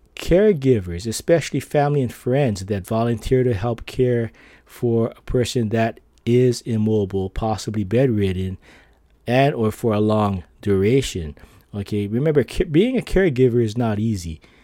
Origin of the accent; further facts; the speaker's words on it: Philippines; I'm Filipino